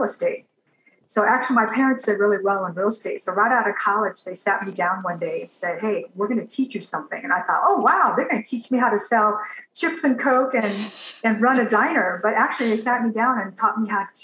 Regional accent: Los Angeles, California, United States; first language English; also born or lived in Taiwan; And I was raised predominantly in Los Angeles in the United States

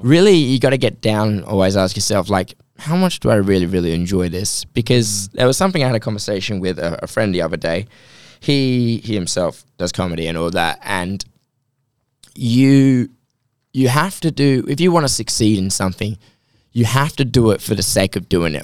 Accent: Australia

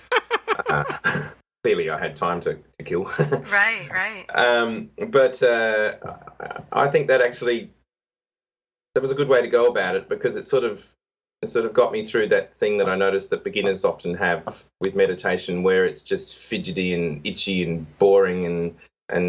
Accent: Adelaide, South Australia, Australia; my hometown of Adelaide, which is a city in Australia

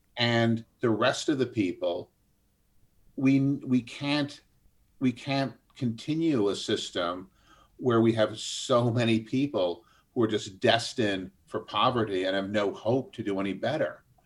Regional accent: United States; the American system that we grew up

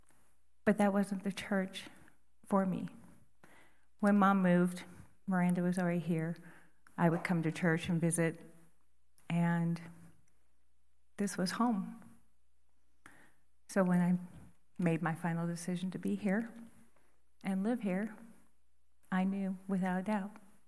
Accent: Missouri, United States; also born or lived in Wisconsin; I grew up in Missouri and Wisconsin City churches.

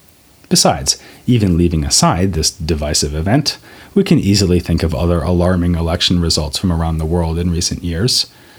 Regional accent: United States; It's a sobering moment for me as an American citizen

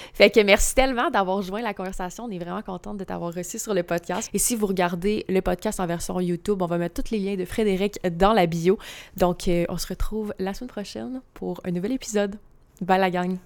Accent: Gaspésie, Quebec, Canada; je viens de la Gaspésie

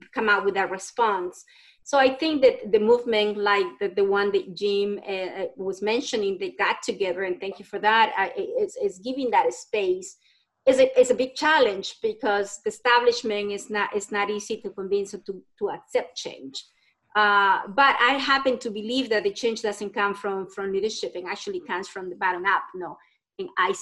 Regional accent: El Salvador; now in United States; I'm from El Salvador

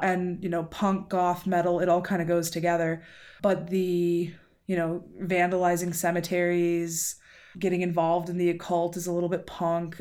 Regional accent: United States; I'm American

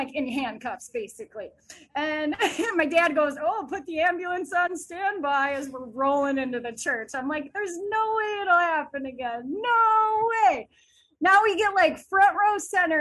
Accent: Minneapolis, Minnesota, United States; Catholic school growing up in Minneapolis

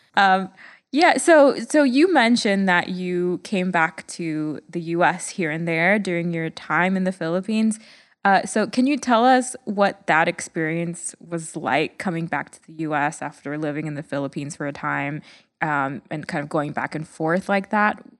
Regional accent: Jamaica; from a third world country in, in Jamaica

